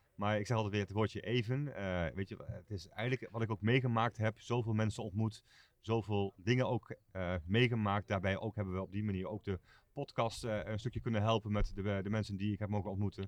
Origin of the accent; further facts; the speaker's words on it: Netherlands; wij zijn Hollanders